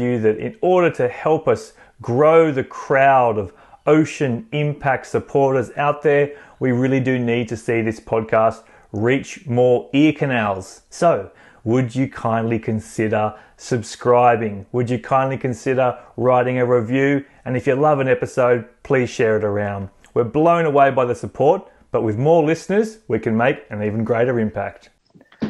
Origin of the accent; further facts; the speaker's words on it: Central Coast of New South Wales, Australia; now in Manly, Australia; being an Australian and growing up on the central coast of New South Wales